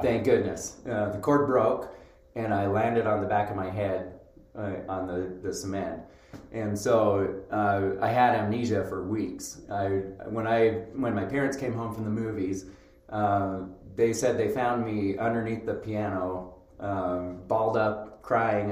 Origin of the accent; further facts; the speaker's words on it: Roy, Utah, United States; moved away as an adult; also born or lived in North Carolina / Seattle, Washington / Idaho; now in Rexburg, United States; I grew up here in in Utah